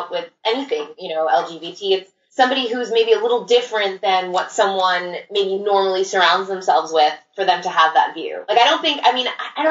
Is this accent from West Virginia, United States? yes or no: no; New York City, New York, United States; I'm from Queens